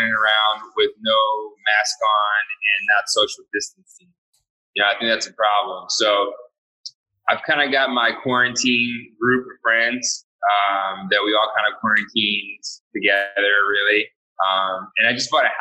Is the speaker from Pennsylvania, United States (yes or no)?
yes; Ambler, Pennsylvania, United States; moved away as an adult; also born or lived in Cheltenham, Pennsylvania / Austin, Texas / Hawaii; we grew up in Cheltenham until I was about 10. And then we moved to Ambler